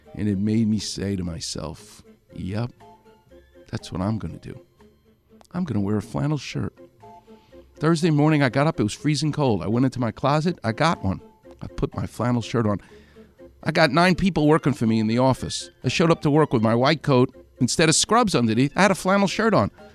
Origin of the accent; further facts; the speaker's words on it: New York, United States; moved away; I'm from New York